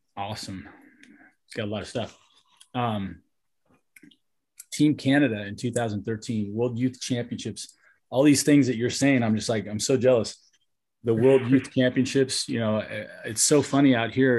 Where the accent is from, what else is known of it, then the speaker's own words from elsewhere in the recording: Southern California, United States; also born or lived in San Francisco; I'm originally from San Francisco, where it was a lot colder. But gotcha, my mom gotcha. moved us down to uh, you know Southern California when I was in the second grade or something. So I mostly mm-hmm. grew up in Southern California